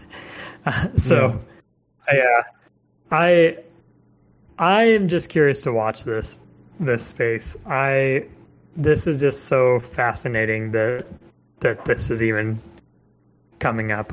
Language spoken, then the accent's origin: English; Missouri, United States; moved away; I'm from Missouri originally